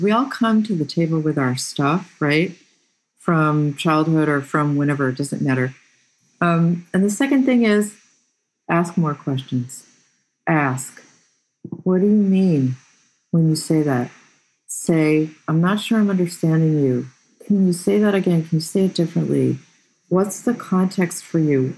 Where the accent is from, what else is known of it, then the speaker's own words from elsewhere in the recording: Boston, Massachusetts, United States; moved away as an adult; also born or lived in Slovakia; now in West Coast, United States; I come from the Boston area